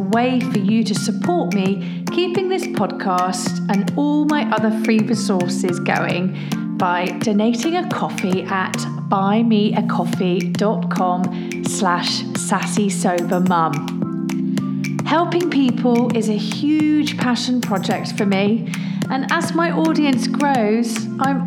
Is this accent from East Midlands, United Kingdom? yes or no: yes; Leicester, East Midlands, United Kingdom; I'm from Leicester and that's in the Midlands